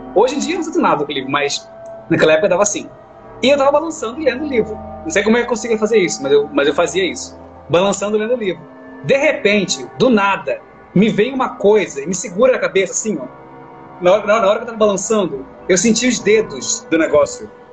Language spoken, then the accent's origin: Portuguese; Northeast Region, Brazil; moved away; estava lá no Nordeste, né, onde eu nasci